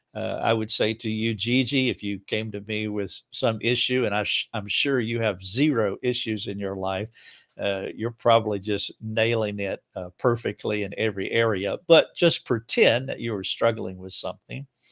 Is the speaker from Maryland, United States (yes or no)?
no; Charlotte, North Carolina, United States; now in Greenville, United States; I'm from right outside of Charlotte, North Carolina, so it's just a hundred miles away